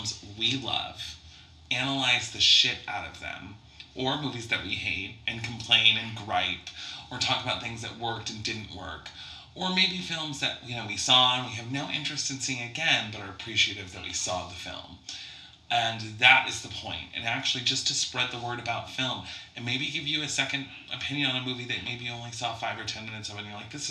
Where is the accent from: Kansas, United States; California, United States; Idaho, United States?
Idaho, United States; Coeur d'Alene; also born or lived in Michigan; now in Spokane, United States; I'm from Coeur d'Alene, Idaho, which is just right outside of Spokane, Washington